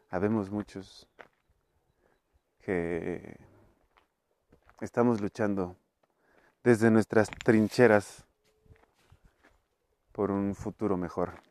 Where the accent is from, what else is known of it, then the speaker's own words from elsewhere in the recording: Mexico City, Mexico; Pero pues eso es porque vengo de Iztapalapa.